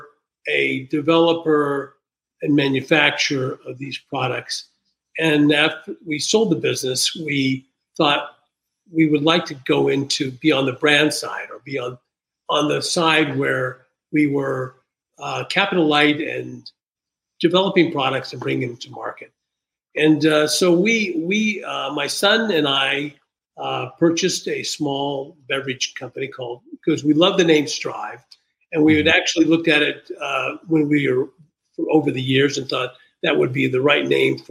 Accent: Wichita, Kansas, United States; moved away as an adult; also born or lived in California / New York; I am calling from Wichita, Kansas, which is a town where I was born.

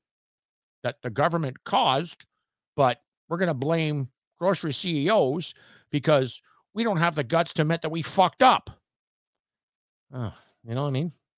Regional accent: Canada; I am Canadian

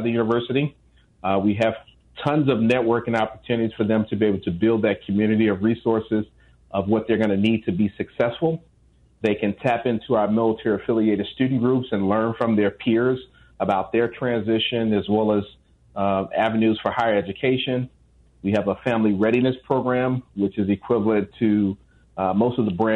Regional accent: Chicago, Illinois, United States; I'm from Chicago

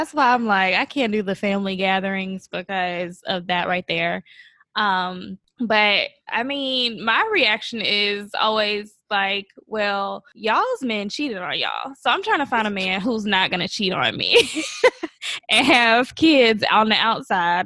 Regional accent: Atlanta, Georgia, United States; I am from Atlanta

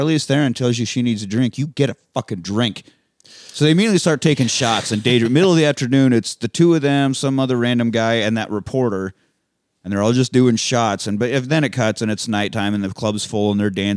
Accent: Beloit, Kansas, United States; Was basically one band growing up in Beloit, Kansas.

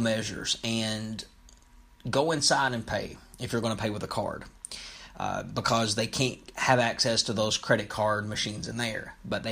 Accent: Lexington, Kentucky, United States; Lexington, my hometown

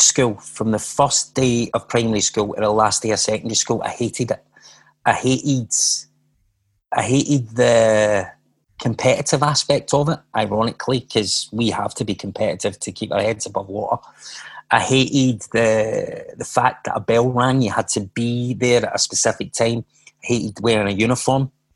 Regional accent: Glasgow, Scotland, United Kingdom; I was born in Glasgow, as you can hear from my accent.

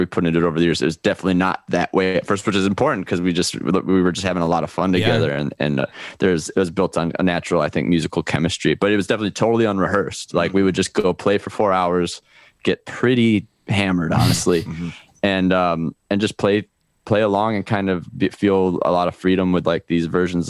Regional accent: Chicago, Illinois, United States; now in Miami, United States; I'm from Chicago, but lived in Miami for 12 years

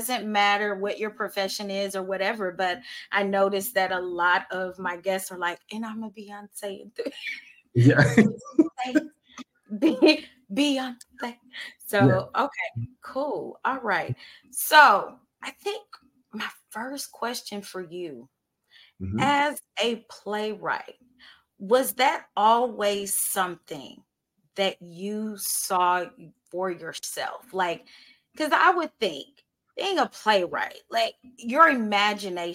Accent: Houston, Texas, United States; growing up in Houston, being from Houston

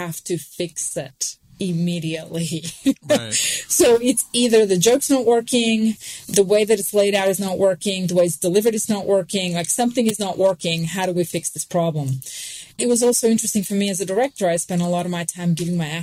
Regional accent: Sydney, New South Wales, Australia; accent: Australian; moved away as an adult; also born or lived in New York / Pennsylvania; When I first moved from Sydney, I moved to New York

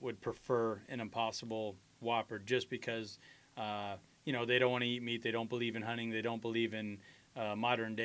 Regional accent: Nebraska, United States; We're all from Nebraska, you know, the Midwest.

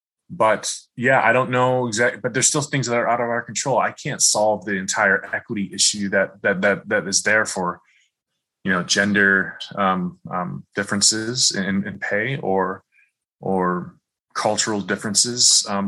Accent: Midwest, United States; growing up in the Midwest, very culturally homogenous. I remember in my high school and even college, there were very few minorities, including Black people in school.

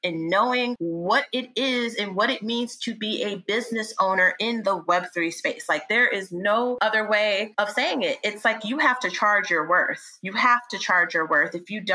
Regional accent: New York, United States; born or raised there; also born or lived in Yonkers, New York

